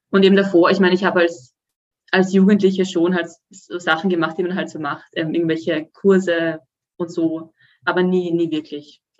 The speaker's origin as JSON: {"language": "German", "region": "Vienna", "country": "Austria", "lives_now": "Sweden", "said": "ich, ähm, ich komme eigentlich aus Wien und ähm, lebe jetzt aber schon seit zwei Jahren in Schweden, im ähm, Süden, im Süden von Schweden."}